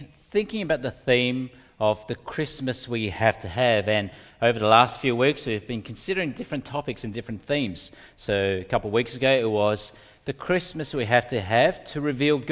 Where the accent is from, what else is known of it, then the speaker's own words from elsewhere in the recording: Melbourne, Victoria, Australia; also born or lived in Indonesia / Altona North; I grew up in North Melbourne in the Commission Flats. That's where we lived for many years before we moved to Altona North